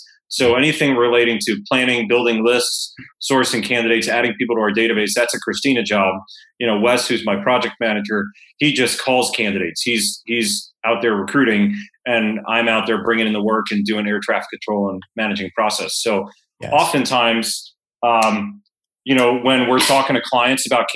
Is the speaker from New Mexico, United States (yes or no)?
no; Fort Lauderdale, Florida, United States; moved away; when I was growing up in Fort Lauderdale